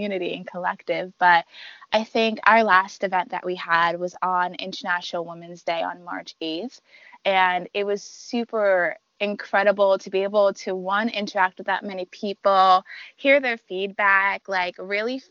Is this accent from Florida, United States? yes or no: no; New York, United States; now in Washington, D.C., United States; I'm a transplant. I'm from New York.